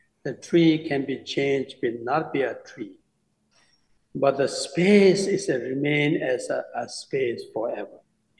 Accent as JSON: {"language": "English", "country": "India", "second_language": "English", "lives_now": "United States", "said": "So I came from India, even though there's a lot of sand."}